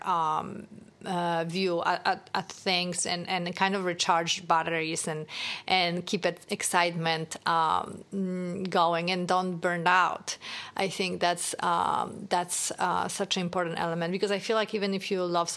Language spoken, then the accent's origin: English; Poland; moved away; I grew up in Poland